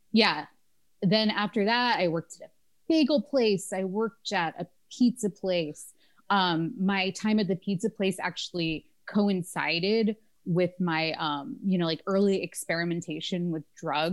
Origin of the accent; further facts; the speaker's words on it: Florida, United States; I grew up in Florida